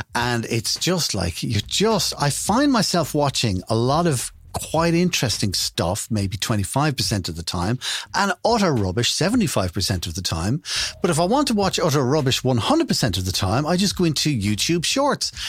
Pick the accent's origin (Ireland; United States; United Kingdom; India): Ireland; being an Irish person over the last 15 years